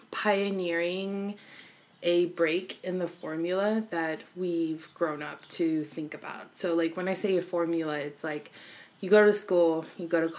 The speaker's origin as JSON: {"language": "English", "town": "Los Angeles", "region": "California", "country": "United States", "tie": "born or raised there", "also_born_or_lived": "Arkansas", "said": "So, originally, I grew up in Arkansas and Los Angeles together."}